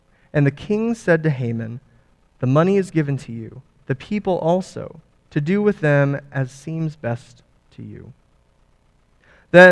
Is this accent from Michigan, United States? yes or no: no; California, United States; I'm from California, born and raised